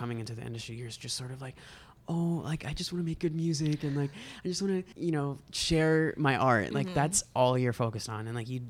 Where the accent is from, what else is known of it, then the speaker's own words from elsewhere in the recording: United States; moved away as an adult; also born or lived in Agusan del Norte, Philippines; now in Manila, Philippines; growing up in the States and being so removed from Filipino culture for a long time, because in my high school, like, me and my brother were the only Filipino kids in the school. And there were no Filipino neighbors. There were no Filipino anything.